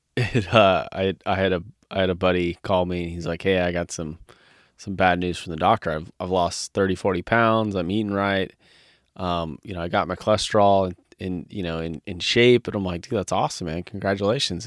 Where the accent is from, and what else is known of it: California, United States; born or raised there; moved away as an adult